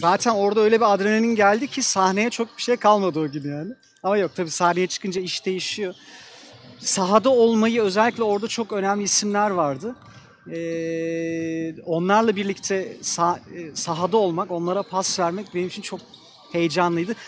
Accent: Ankara, Turkey; Bizim Ankara'da çocukluğumuz gerçekten basketbolla geçti.

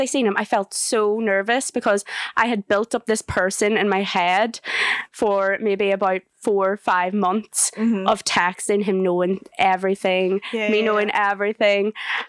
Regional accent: Northern Ireland, United Kingdom; now in Leeds, United Kingdom; I'm 25. I'm from Northern Ireland

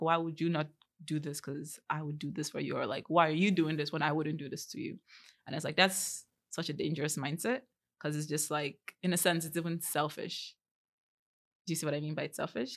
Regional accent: Vancouver, British Columbia, Canada; also born or lived in Abia State, Nigeria; I'm not comfortable speaking them 'cause I've grown up here for most of my life

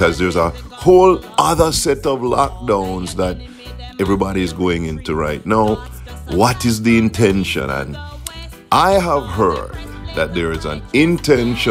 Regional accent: Jamaica; now in South Florida, United States; I grew up in Jamaica, and Jamaica is an island.

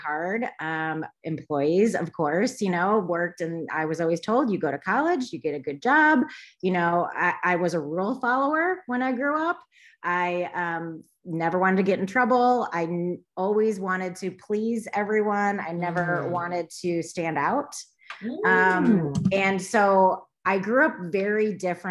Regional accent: Michigan, United States; I grew up in Michigan, basically moved all around after college, finally ended up back in Michigan

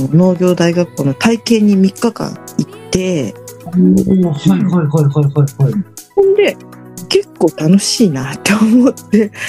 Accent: Chiba, Japan; 千葉はねもうね、まあ、東京から三十分ぐらいの駅で電車で三十分ぐらいのとこだったからなんか毎月建物がどんどん変わっていくとか駅

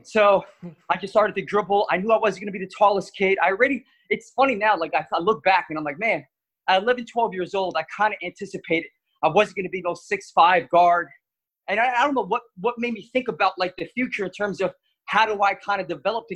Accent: Elizabeth, New Jersey, United States; growing up in Elizabeth, New Jersey, my father came to this country when he was 6 years old from Portugal

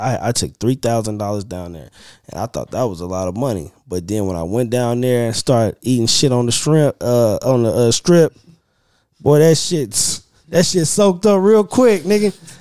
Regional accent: Oklahoma, United States; I'm from Oklahoma

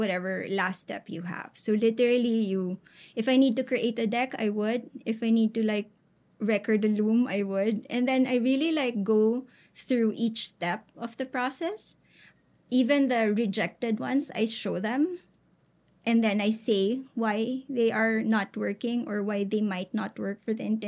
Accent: Philippines; as a Filipino, you're a little more adaptable, right? We're almost like bred to kind of blend in with people

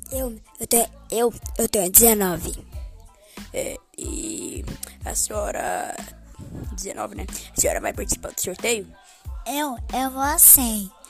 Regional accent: Pedrinópolis, Minas Gerais, Brazil; É, eu sou de Pedrinópolis, Minas Gerais. É, eu não conheço a cidade, mas tudo bem.

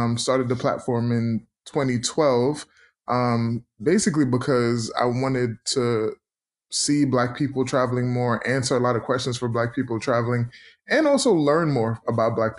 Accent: New York City, New York, United States; also born or lived in Philadelphia; I grew up in Brooklyn, New York.

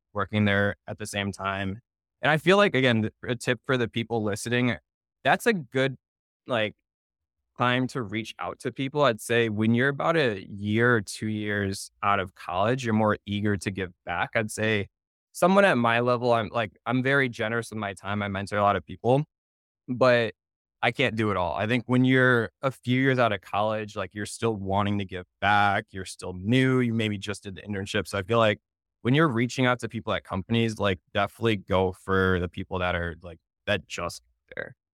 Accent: Naperville, Illinois, United States; moved away as an adult; also born or lived in Indianapolis, Indiana; now in New York City, United States; I'm born and raised in Naperville, Illinois, so Chicago suburbs

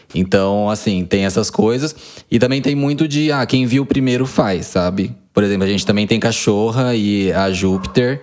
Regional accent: Quatá, São Paulo, Brazil; Cresci em Quatá, uma cidadezinha de 15 mil habitantes, aqui no interior de São Paulo

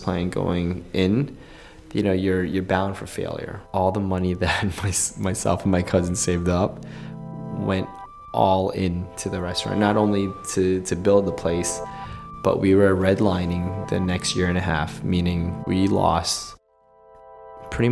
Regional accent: United States; I grew up in the States

